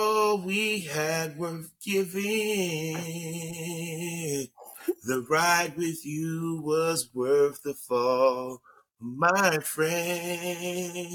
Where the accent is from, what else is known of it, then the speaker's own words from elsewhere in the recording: Newark, New Jersey, United States; I grew up in Newark